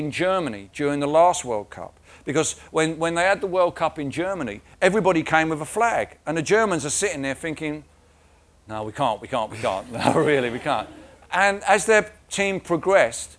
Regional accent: England, United Kingdom; now in South West England, United Kingdom; I have the flag of Britain and I have the flag of England, my birth country.

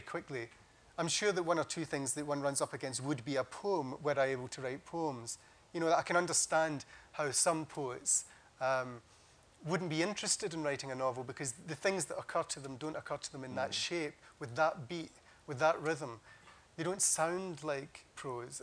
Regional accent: Scotland, United Kingdom; growing up in Scotland at school

